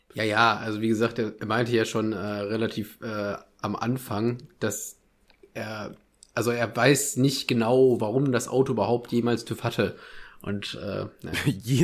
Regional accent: Ruhr area, North Rhine-Westphalia, Germany; meiner Heimat ein bisschen treu bleiben. Ruhrpott, NRW

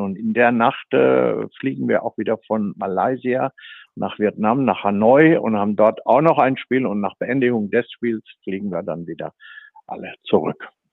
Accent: Sauerland, North Rhine-Westphalia, Germany; ich komme aus dem Sauerland

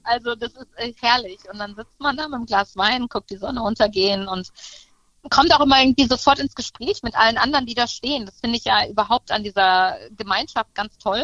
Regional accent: Münsterland, North Rhine-Westphalia, Germany; ich komme aus dem Münsterland

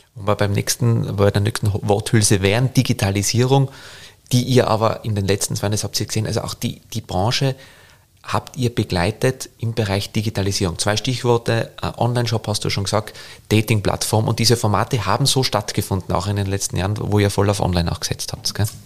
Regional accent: Tyrol, Austria; now in Vienna, Austria; als Tiroler

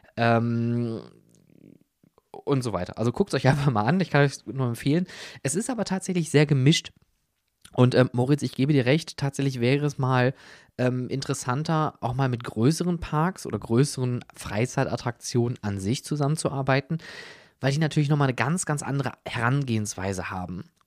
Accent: Germany; wir als Deutsche

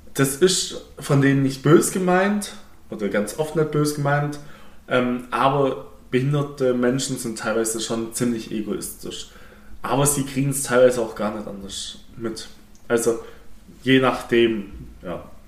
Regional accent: Swabia, Germany; ich darf jetzt als Schwabe nicht Ja sagen

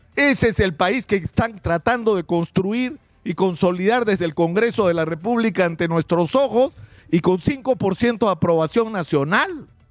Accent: Peru; los salvadoreños como los peruanos estamos hartos de los políticos

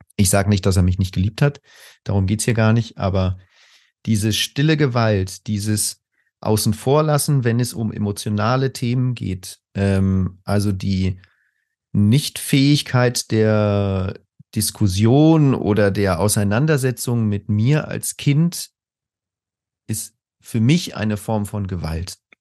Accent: Spain; moved away as an adult; also born or lived in Germany; now in Berlin, Germany; ich bin in Spanien aufgewachsen und bin dann als äh, früher 20-Jähriger nach Deutschland gekommen

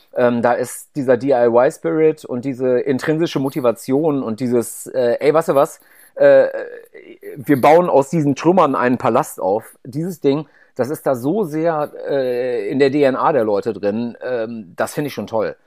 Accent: North Rhine-Westphalia, Germany; ich komme auch aus einem aus dem Haushalt, wo damals halt unendlich viel Fleisch gegessen wurde

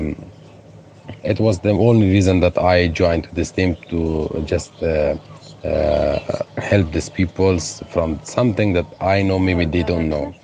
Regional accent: Afghanistan; English is a second language; moved away as an adult; also born or lived in Moria camp, Lesbos, Greece; now in Lesbos, Greece; from Afghanistan, and I live with my family

